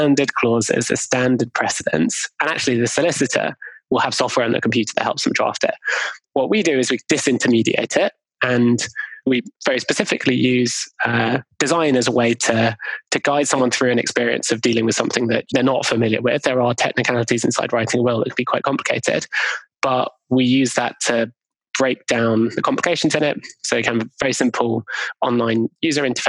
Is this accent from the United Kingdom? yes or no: yes; London, United Kingdom; where I grew up in Golders Green in London